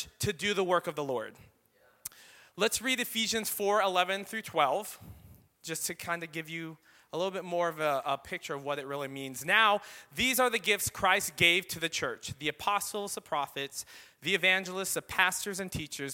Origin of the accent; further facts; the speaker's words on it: Philippines; I am Filipino